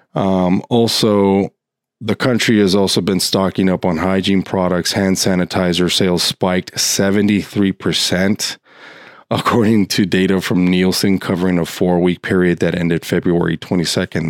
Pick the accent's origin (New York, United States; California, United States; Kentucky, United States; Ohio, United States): California, United States; Los Angeles; my home state and also in my hometown of Los Angeles